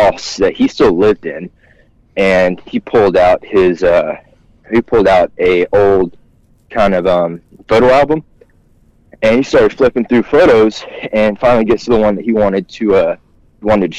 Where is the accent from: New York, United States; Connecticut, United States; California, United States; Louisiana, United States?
Louisiana, United States; South; also born or lived in South Georgia; we grew up in South Louisiana